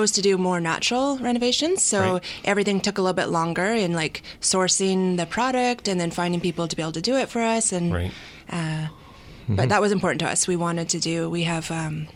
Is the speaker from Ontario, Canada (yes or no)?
no; Vancouver Island, British Columbia, Canada; moved away; born in northern BC, but grew up on Vancouver Island